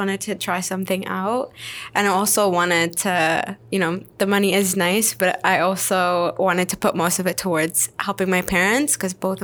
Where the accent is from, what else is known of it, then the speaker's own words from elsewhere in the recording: London, Ontario, Canada; first language Arabic; English is a second language; also born or lived in Syria; I was born and raised in London, Ontario, Forest City.